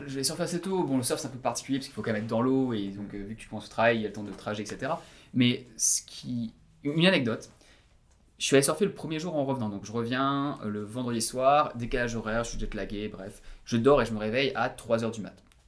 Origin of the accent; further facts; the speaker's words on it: Breton, Brittany, France; moved away as an adult; also born or lived in Paris, France / Perth, Australia; now in Sydney, Australia; je suis breton